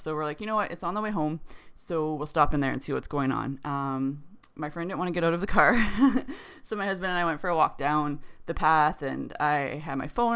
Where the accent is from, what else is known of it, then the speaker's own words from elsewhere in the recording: Canada; We're Canadian